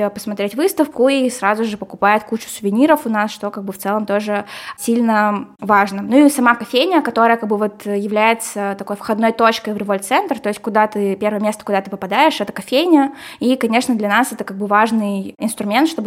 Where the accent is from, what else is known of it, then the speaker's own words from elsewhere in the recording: Kirov, Kirov Oblast, Russia; now in Syktyvkar, Russia; Вот я здесь э, нахожусь, э, я вообще из Кирова сюда приехала